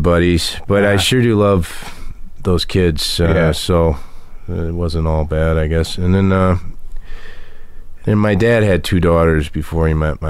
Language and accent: English; Lexington, Kentucky, United States; moved away; I was born in Lexington, Kentucky